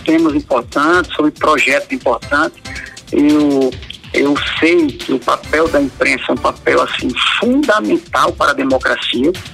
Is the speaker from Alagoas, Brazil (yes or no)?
yes; Alagoas, Brazil; eu sou alagoano também